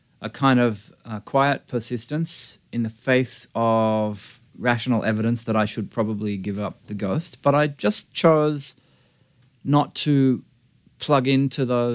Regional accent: Australia; moved away as an adult; now in Los Angeles, United States; I view myself as an Australian.

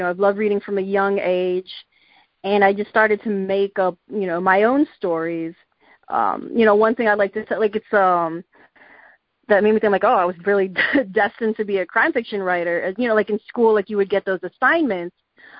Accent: Chicago, Illinois, United States; born or raised there

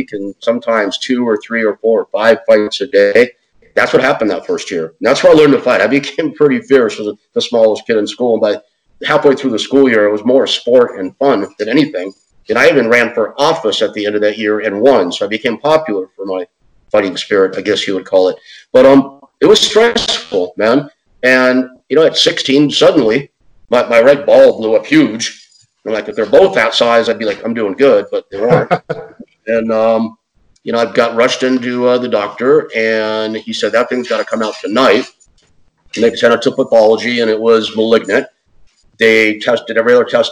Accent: Los Angeles, California, United States; moved away as an adult; also born or lived in Houston, Texas; now in Maui, United States; I grew up in the San Fernando Valley

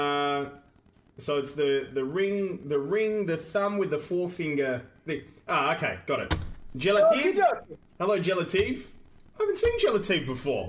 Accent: Perth, Western Australia, Australia; We're from Perth, Western Australia

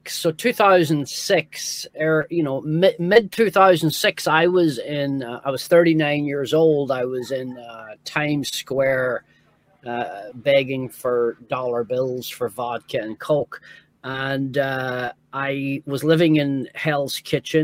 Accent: Northern Ireland, United Kingdom; moved away; also born or lived in New York; growing up in Northern Ireland

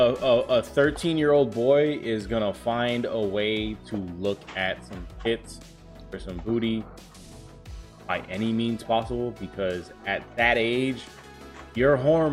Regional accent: New York, United States; I'm from New York, son!

